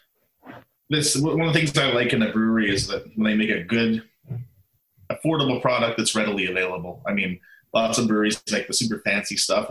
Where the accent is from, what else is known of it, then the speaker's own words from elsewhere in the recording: Canada; moved away; I'm from Canada originally